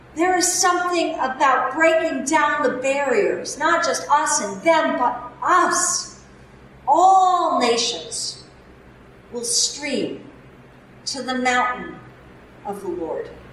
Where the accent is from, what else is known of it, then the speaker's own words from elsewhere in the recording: Newtown, Connecticut, United States; now in Massachusetts, United States; my hometown of Newtown, Connecticut.